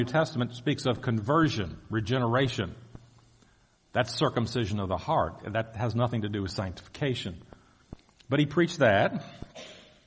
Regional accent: Virginia, United States; I'm from Virginia

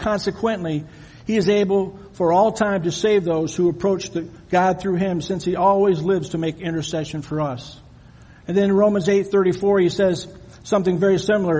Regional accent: Michigan, United States; moved away as an adult; also born or lived in Ohio; I'm from Michigan

